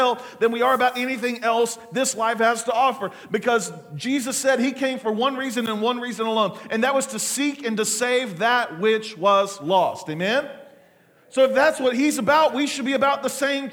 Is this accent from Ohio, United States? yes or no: no; Muskogee, Oklahoma, United States; I was born on December the 29th, 1979, at Muskogee Regional Hospital